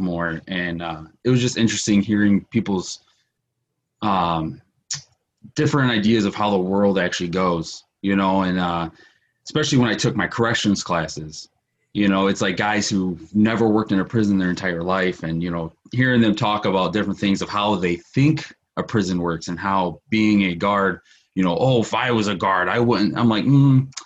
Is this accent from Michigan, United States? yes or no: yes; Detroit, Michigan, United States; I grew up in Detroit